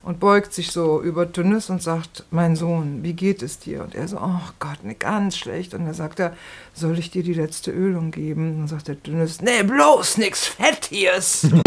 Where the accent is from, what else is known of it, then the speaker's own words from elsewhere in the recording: Rhineland, Germany; now in Berlin, Germany; ich komme ja auch aus dem Rheinland